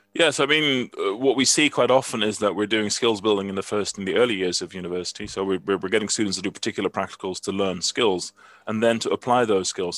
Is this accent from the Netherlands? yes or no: yes; Netherlands; moved away; I'm from Holland originally, and I still have a Dutch passport.